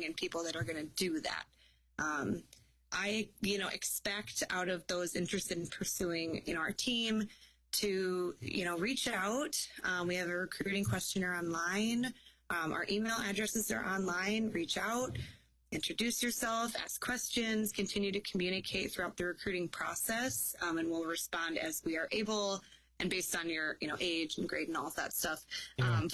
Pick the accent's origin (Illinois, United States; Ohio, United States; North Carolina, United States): Illinois, United States; moved away as an adult; now in Wisconsin, United States; I was in state because I was from Illinois